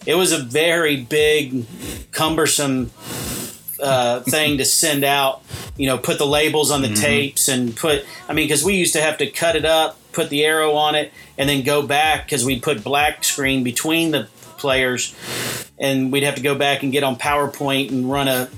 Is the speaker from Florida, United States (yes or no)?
yes; Immokalee, Florida, United States; I grew up in Immokalee